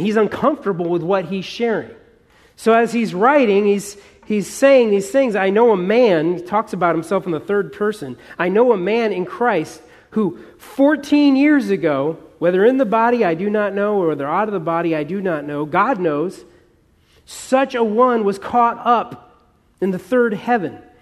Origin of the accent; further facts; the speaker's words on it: Southern California, United States; Dan and I, we're from Southern California. We know something about fires. You know, we have fires every few years here